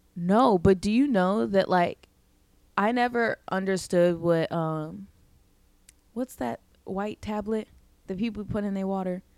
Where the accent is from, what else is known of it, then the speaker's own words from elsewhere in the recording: Midwest, United States; moved away as an adult; now in New York, United States; we grew up in the Midwest